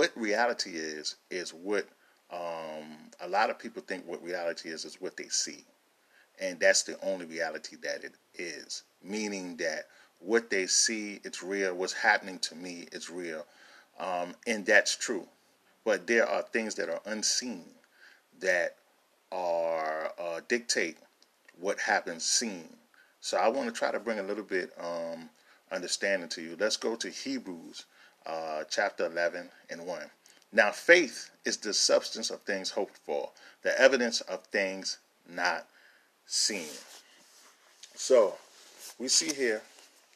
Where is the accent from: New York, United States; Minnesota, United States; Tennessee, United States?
New York, United States; New York City; I grew up in a lot of different places, but two of the places I grew up in was in Queens, New York, and was in Brooklyn, New York.